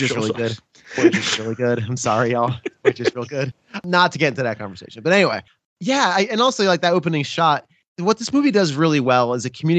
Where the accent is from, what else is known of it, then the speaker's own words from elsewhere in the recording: New Jersey, United States; I grew up in New Jersey